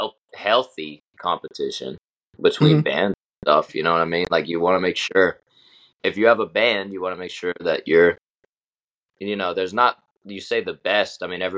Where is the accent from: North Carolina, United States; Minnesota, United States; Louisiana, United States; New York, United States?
North Carolina, United States; now in Nashville, United States; I'm from North Carolina, and when I come to Nashville, it's like I still feel like home somewhat